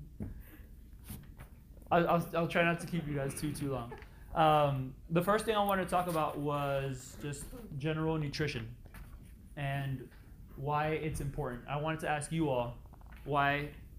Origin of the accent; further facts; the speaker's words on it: Miami, Florida, United States; born and raised in Miami, Florida